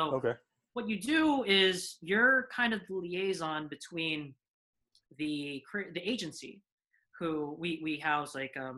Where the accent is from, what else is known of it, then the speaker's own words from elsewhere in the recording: Fort Washington, Maryland, United States; moved away as an adult; also born or lived in Brooklyn, New York / Berkeley, California; now in Bay Area, United States; I was born in Brooklyn. I lived there for 3 years. Then I moved to the DMV. My dad, he got a job at Georgetown at the time, Georgetown Hospital. So we moved down there, and I lived in Fort Washington